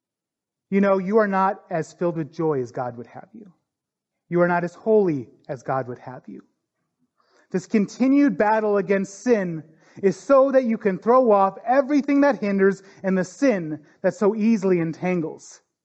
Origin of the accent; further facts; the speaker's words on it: North Dakota, United States; I grew up in North Dakota. And North Dakota is no stranger to tornadoes.